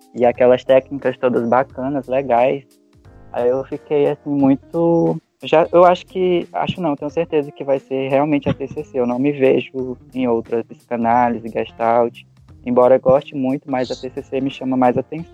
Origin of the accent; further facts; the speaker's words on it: Rio Branco, Acre, Brazil; E eu sou natural daqui de Rio Branco mesmo